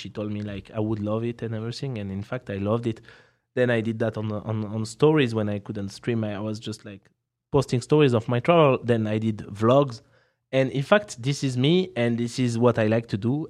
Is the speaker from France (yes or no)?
yes; France; accent: French; English is a second language; I'm here uh, with my French accent